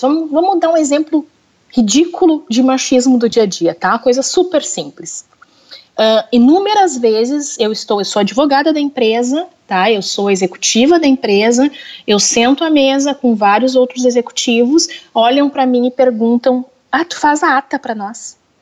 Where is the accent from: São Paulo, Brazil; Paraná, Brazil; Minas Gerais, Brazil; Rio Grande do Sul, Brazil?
Rio Grande do Sul, Brazil; Porto Alegre; Eu sou de Porto Alegre, aqui do Rio Grande do Sul.